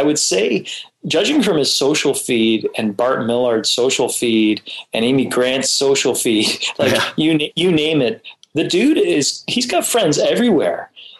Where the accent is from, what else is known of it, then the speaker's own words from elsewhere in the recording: Toronto, Ontario, Canada; now in Prince Edward Island, Canada; And it's a big rivalry here in Canada. So, yeah, I'm a Leafs fan because I'm from Toronto.